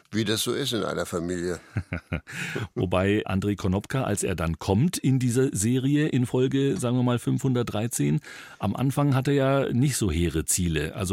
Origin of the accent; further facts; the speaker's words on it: Dresden, Saxony, Germany; Ich komme aus Dresden